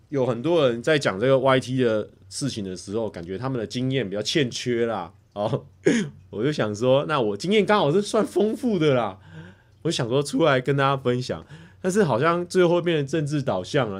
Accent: Taichung, Taiwan; 我在台中长大，我有一个爸爸、一个妈妈

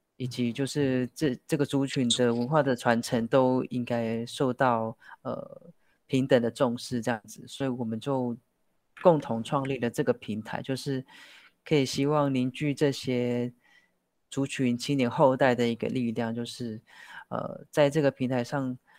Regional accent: Puli, Nantou County, Taiwan; 我来自，呃，南投埔里红瓦措部落

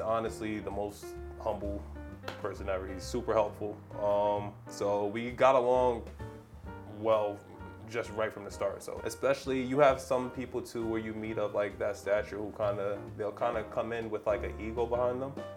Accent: New York City, New York, United States; moved away; I'm a New Yorker

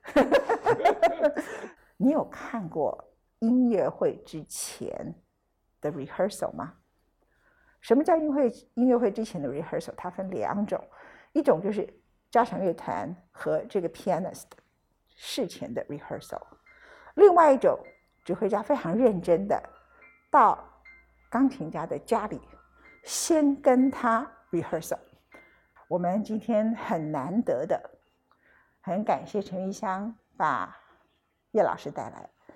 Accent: Taichung, Taiwan; 我的故乡，没办法，在，在台中

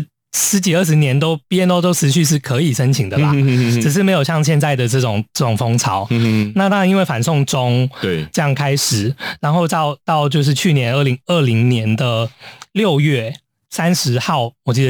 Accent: Hong Kong; now in United Kingdom; 英国就是让我们香港人大量进去

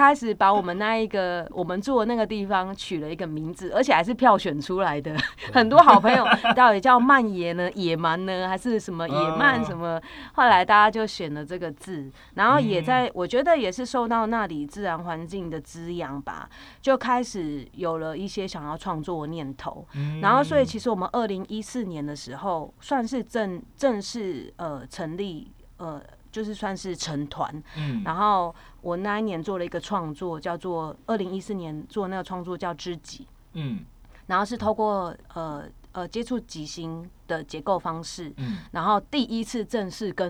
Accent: Kaohsiung, Taiwan; also born or lived in Sanxia; 我是高雄人

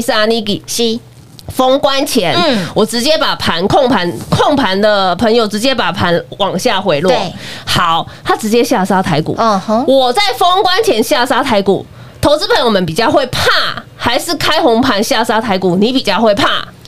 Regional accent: Taiwan; 真的是为我们台湾人为荣

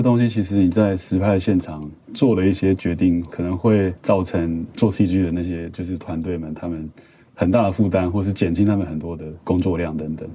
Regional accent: Kaohsiung, Taiwan; moved away; also born or lived in Taipei; 我是高雄人

